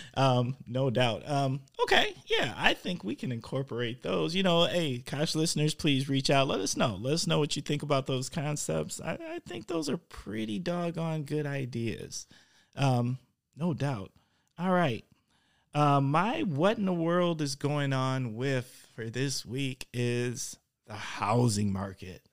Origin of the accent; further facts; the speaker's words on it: Milwaukee, Wisconsin, United States; now in Oshkosh, United States; I'm from Milwaukee